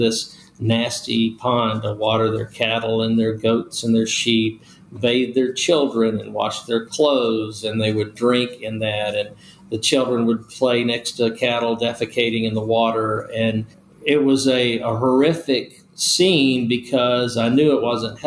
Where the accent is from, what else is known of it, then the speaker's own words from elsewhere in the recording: Nashville, Tennessee, United States; also born or lived in Bessemer, Alabama; we ended up settling when I was very young in Nashville, Tennessee. I grew up there